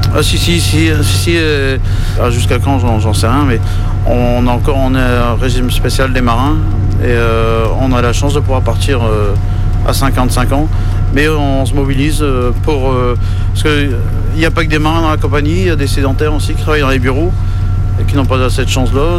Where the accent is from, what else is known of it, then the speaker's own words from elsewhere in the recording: Brest, Brittany, France; je suis né à Brest